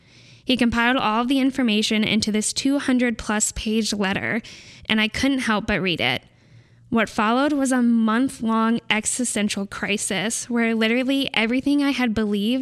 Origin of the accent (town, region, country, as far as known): California, United States